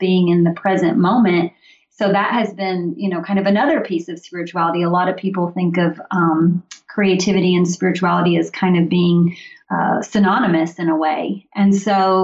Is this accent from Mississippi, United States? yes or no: yes; Mississippi, United States; moved away; also born or lived in Tennessee; I grew up in Mississippi and was in Tennessee for 10 years.